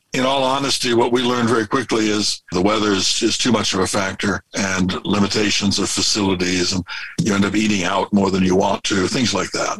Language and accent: English; California, United States; moved away as an adult; we're from California, but we've been full time for 19 and a half years and just living on the road